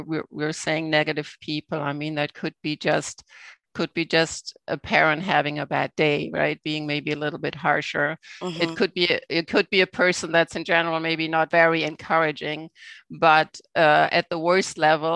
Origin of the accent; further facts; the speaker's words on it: Germany; now in Canada; I grew up in Germany in a small town